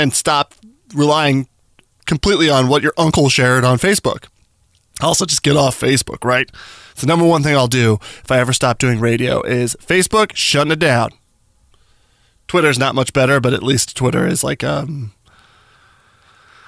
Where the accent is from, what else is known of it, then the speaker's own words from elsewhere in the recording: Albuquerque, New Mexico, United States; now in Washington, United States; my hometown, Albuquerque, New Mexico